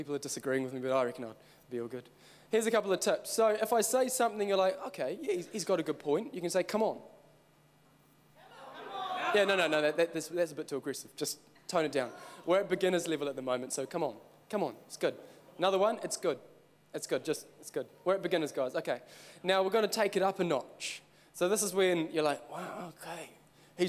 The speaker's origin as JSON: {"language": "English", "town": "Christchurch", "region": "Canterbury", "country": "New Zealand", "said": "I'm actually from Christchurch. Well, okay, I'm from Christchurch."}